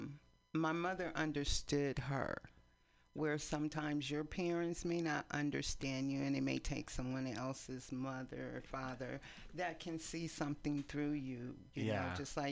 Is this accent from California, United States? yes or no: yes; East Palo Alto, California, United States; moved away as an adult; also born or lived in San Francisco, California; now in Oakland, United States; We actually went to the same church. We grew up in East Palo Alto.